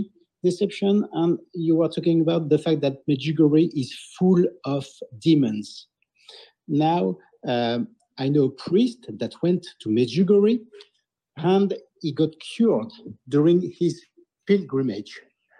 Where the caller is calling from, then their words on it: Vendée, Pays de la Loire, France; So I'm calling you from Vendée in France.